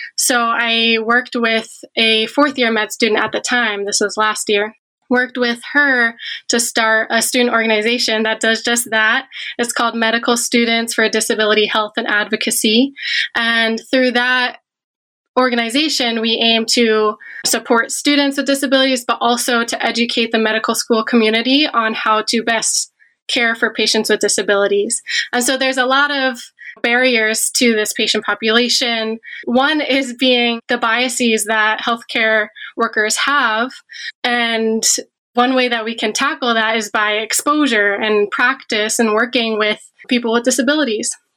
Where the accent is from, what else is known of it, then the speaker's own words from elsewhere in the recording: Media, Pennsylvania, United States; moved away as an adult; now in Michigan, United States; I'm from the Philadelphia area, a suburb of Philly called Media.